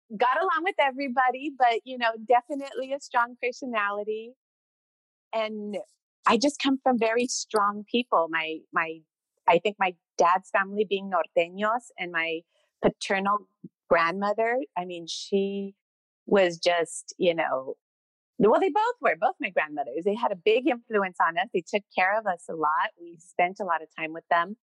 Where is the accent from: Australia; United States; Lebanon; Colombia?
United States; Montebello, California; I grew up in Montebello